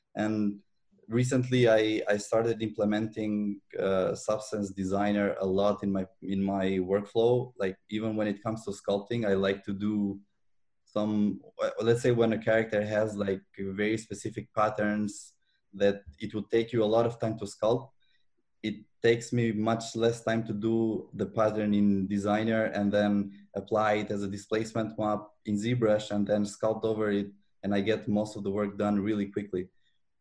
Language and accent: English; Albania; now in Montreal, Canada